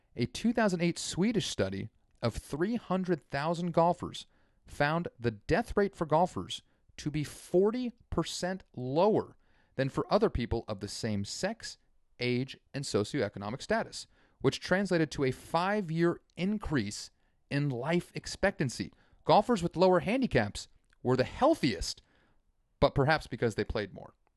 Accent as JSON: {"language": "English", "country": "United States", "said": "as an American"}